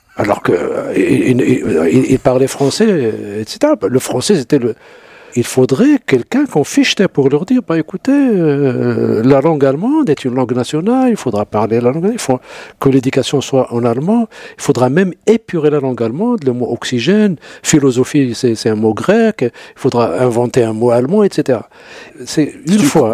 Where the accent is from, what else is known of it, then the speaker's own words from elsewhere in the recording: Morocco; la tribu chez nous au Maroc